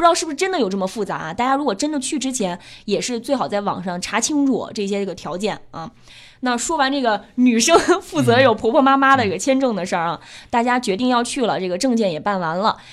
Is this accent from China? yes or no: yes; Anhui, China; now in Beijing, China; 我是安徽人啊，嗯。皖南地带的那种山